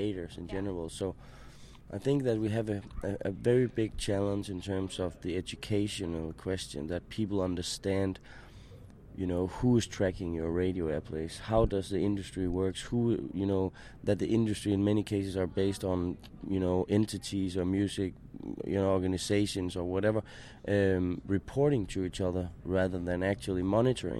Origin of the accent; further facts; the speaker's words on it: Denmark; I'm from Denmark